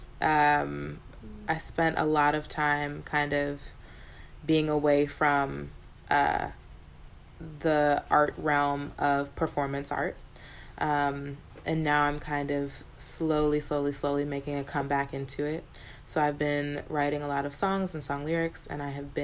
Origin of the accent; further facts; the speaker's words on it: New York, United States; growing up in New York